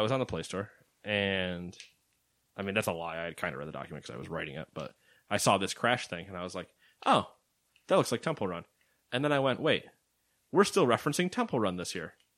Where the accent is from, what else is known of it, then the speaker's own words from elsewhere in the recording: United States; because we're American